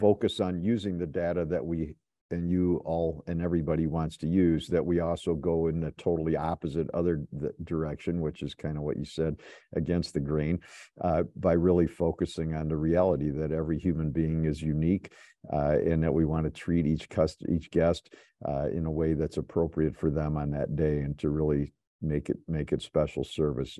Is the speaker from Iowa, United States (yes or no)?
no; Chicago, Illinois, United States; moved away as an adult; also born or lived in Ann Arbor, Michigan; I'm from Chicago. I, I came to Ann Arbor to go to school at University of Michigan